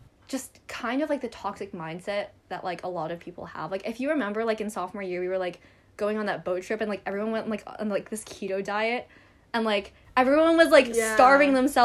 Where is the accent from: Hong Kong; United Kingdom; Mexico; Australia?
Hong Kong; also born or lived in United States; I was born in the States and now I live in Hong Kong